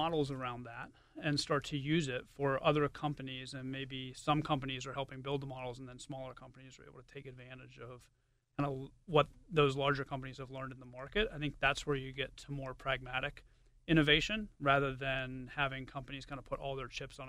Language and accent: English; Pittsburgh, Pennsylvania, United States; I am, yeah. Born and raised in Pittsburgh, went to Pitt